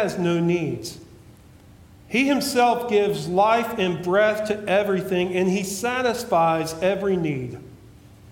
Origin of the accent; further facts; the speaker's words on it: West Virginia, United States; also born or lived in Kentucky; I'm here back in West Virginia